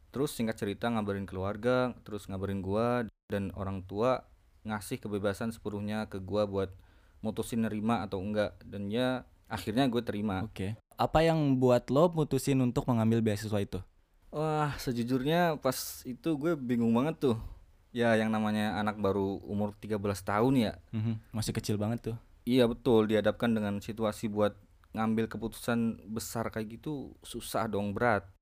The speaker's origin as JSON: {"language": "Indonesian", "town": "Purwokerto", "region": "Central Java", "country": "Indonesia", "lives_now": "Abu Dhabi, United Arab Emirates", "said": "asal dari Purwokerto. Saya mahasiswa S1 di Universitas Muhammad bin Zayed Abu Dhabi."}